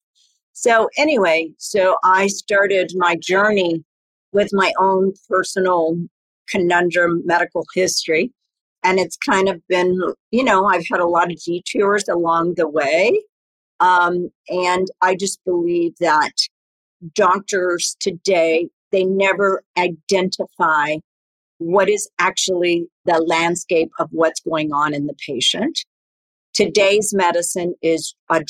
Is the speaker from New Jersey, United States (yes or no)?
no; Texas, United States; I grew up in Texas, and I grew up with a mother who was very natural